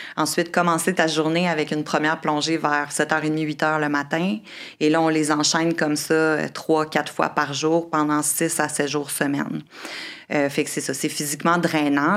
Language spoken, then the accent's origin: French; Quebec City, Quebec, Canada; moved away as an adult; also born or lived in Australia / Caribbean / Costa Rica / Honduras; j'ai grandi à Québec